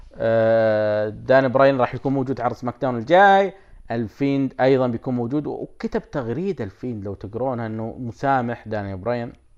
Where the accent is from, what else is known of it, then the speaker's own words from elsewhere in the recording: Saudi Arabia; عندنا بالسعوديه